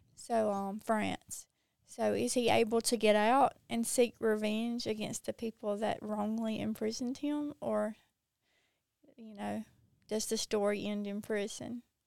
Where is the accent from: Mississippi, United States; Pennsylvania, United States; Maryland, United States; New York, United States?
Mississippi, United States; accent: Mississippi accent; I'm from Mississippi